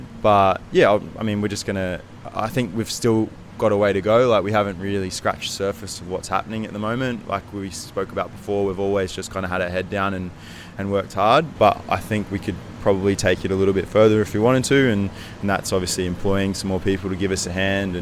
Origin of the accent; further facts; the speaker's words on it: Brisbane, Queensland, Australia; now in Sydney, Australia; I'm originally from Brisbane